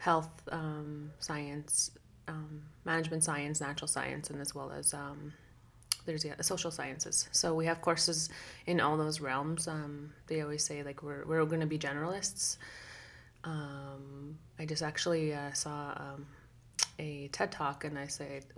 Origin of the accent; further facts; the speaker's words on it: Opaskwayak Cree Nation, northern Manitoba, Canada; I'm originally from Opiponapuyun Cree Nation in northern Manitoba, and I'm Cree.